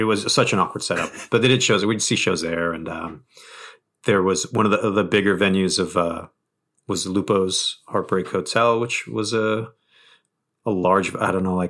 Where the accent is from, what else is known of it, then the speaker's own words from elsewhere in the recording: New England, United States; also born or lived in Bridgewater, Massachusetts / Providence, Rhode Island; Well, I'm from New England, like just kind of generally. I moved around a lot as a kid, but I was born in like Bridgewater, Massachusetts, and I didn't move to Providence until 98, I think.